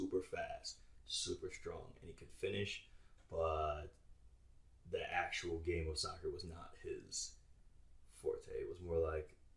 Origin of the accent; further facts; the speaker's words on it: Pennsylvania, United States; I was born in Pennsylvania